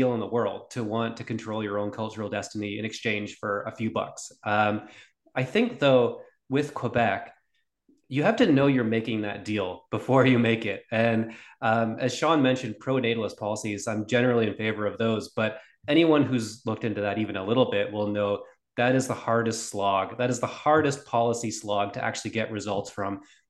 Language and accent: English; Scotland, United Kingdom; born there; I was born in Scotland, and I think probably if I lived in Scotland, I would be a sovereigntist of some kind.